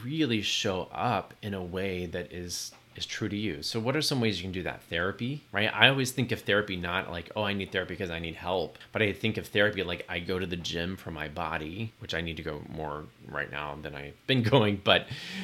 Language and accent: English; Texas, United States; moved away; also born or lived in New York; Growing up in Texas